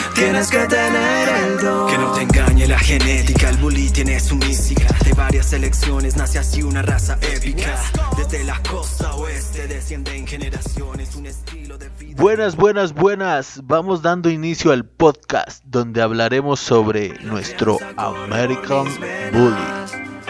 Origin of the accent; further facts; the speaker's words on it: Cuencamé, Durango, Mexico; now in Ciudad Juárez, Mexico; yo me encuentro aquí en Ciudad Juárez, pero soy originario de Cuenca, Durango.